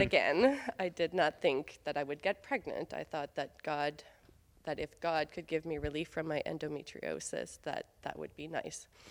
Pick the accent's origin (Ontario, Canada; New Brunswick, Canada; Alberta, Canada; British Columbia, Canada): New Brunswick, Canada; Beresford; moved away; I grew up in Beresford, New Brunswick, just three hours north of here